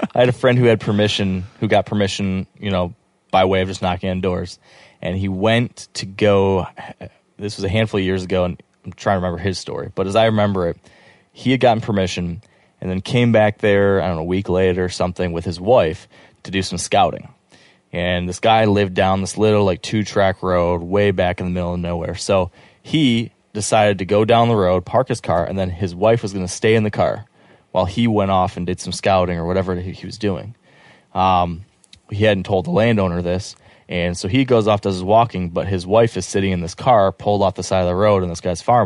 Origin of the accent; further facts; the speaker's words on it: Michigan, United States; I'm from Michigan